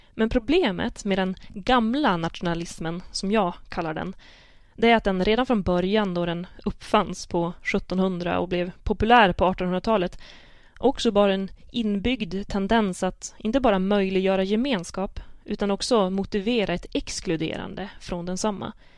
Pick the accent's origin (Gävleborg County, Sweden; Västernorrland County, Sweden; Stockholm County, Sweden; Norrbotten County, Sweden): Västernorrland County, Sweden; Sidensjö; accent: Sidensjö dialect; jag kan tala sidensjömål med mina kusiner